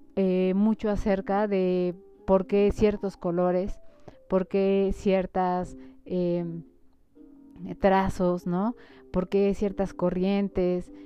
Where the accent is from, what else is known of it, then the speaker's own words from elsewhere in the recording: Mexico; las costumbres que tenemos como mexicanos